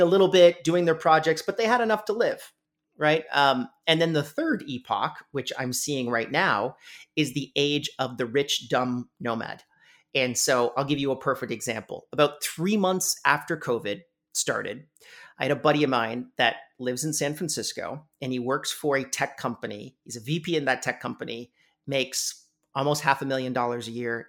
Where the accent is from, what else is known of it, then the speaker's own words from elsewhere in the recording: Canada; I'm Canadian